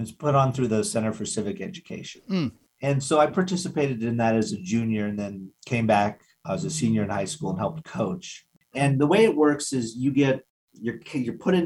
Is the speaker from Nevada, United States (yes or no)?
yes; north shore of Lake Tahoe, Nevada, United States; moved away as an adult; also born or lived in Los Angeles, California; So I grew up in a little town on the north shore of Lake Tahoe in Nevada